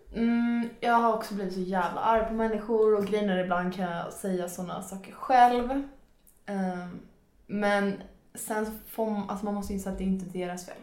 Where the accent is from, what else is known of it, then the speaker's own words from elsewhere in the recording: Nyköping, Södermanland, Sweden; also born or lived in Frustuna; Nyköpings lasarett